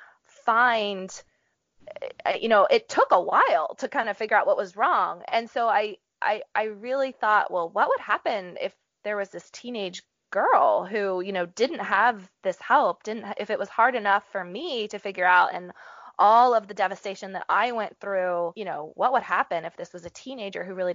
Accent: Appalachia, United States; I grew up in Appalachia

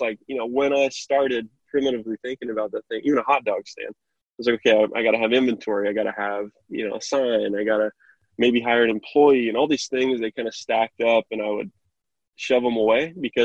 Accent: Kokomo, Indiana, United States; I'm from Kokomo, Indiana, and I love my city, love my town.

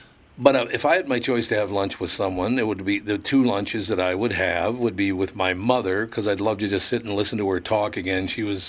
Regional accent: Minnesota, United States; Obviously, being a Minnesotan, F. Scott Fitzgerald, I mean, who would pass on that, right?

